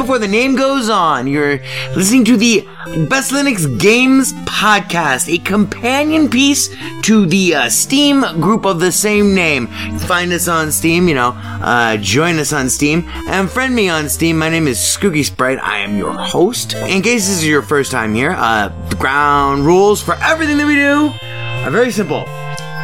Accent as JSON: {"language": "English", "town": "Las Vegas", "region": "Nevada", "country": "United States", "tie": "born or raised there", "said": "born and raised here in Vegas, lived here all my life"}